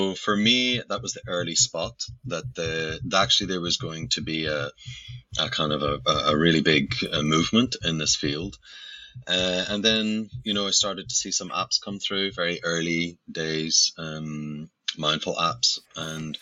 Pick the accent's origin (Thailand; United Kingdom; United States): United Kingdom; Belfast, Northern Ireland; You might hear from my accent, I actually come from Belfast in Northern Ireland, and grew up in a very adverse place